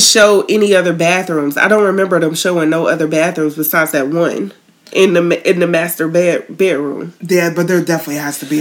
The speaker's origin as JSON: {"language": "English", "town": "Tallahassee", "region": "Florida", "country": "United States", "moved": "yes", "said": "I'm originally from Tallahassee"}